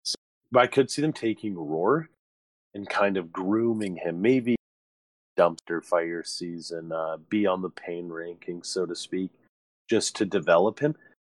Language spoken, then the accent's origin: English; Canada; being a Canadian, anything.